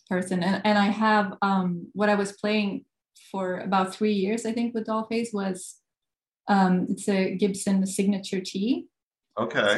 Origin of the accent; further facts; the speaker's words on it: Gothenburg, Västra Götaland, Sweden; moved away as an adult; Uh, Sweden, Gothenburg, Sweden.